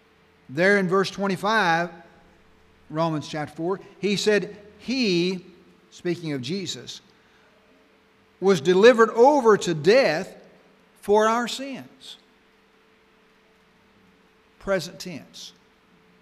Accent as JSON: {"language": "English", "region": "Arkansas", "country": "United States", "tie": "born or raised there", "said": "When I was growing up in Arkansas"}